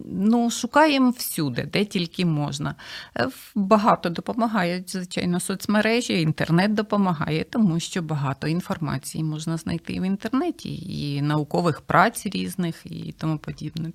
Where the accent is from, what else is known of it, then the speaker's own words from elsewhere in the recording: Kosiv, Ivano-Frankivsk Oblast, Ukraine; moved away as an adult; now in Kyiv, Ukraine; я е, сама родом з Косова, Івано-Франківської